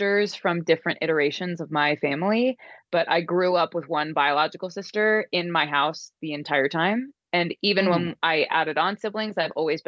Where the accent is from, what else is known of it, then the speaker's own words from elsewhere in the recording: Chesapeake Beach, Maryland, United States; I grew up in Chesapeake Beach